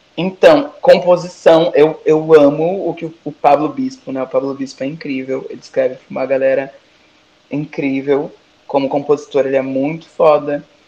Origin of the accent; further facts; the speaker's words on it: Brazil; eu sou brasileira